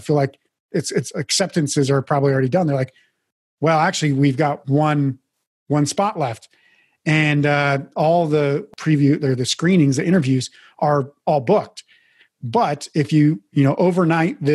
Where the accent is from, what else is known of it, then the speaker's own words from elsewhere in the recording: Mandan, North Dakota, United States; moved away as an adult; also born or lived in Billings, Montana / Portland, Oregon; I was born in Billings, Montana, actually. My parents separated when I was very young, I think I was five years old. My mom moved to North Dakota. My dad moved to Portland, Oregon. So living with my dad in Portland, Oregon for a couple of years, went back to live with my mom in North Dakota, graduated high school from there